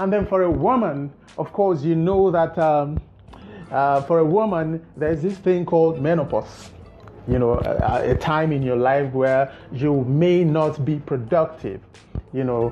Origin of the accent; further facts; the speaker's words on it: Nigeria; as a Nigerian